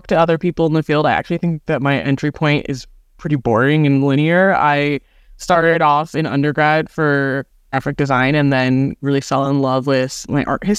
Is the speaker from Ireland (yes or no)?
no; New Jersey, United States; I am born and raised in New Jersey and happy to be living here now. We're located in very northern Bergen County.